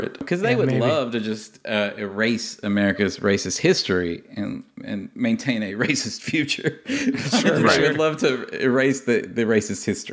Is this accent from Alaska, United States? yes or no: no; Tennessee, United States; I'm from the Volunteer State